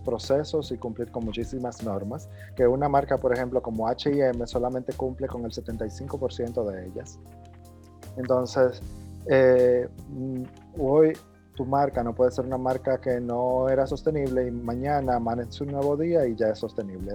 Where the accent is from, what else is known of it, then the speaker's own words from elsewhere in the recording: Mao, Valverde, Dominican Republic; soy de Mao